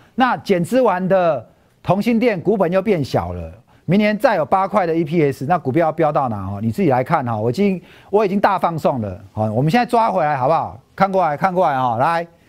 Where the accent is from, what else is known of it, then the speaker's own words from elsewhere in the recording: Taipei, Taiwan; moved away as an adult; now in Hsinchu, Taiwan; …是在夜市长大的，我小时候住合江街